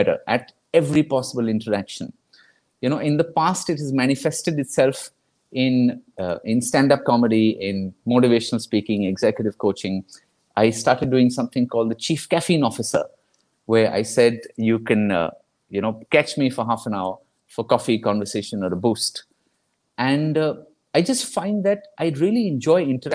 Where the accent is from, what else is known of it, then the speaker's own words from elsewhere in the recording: Kolkata, West Bengal, India; I'm from Calcutta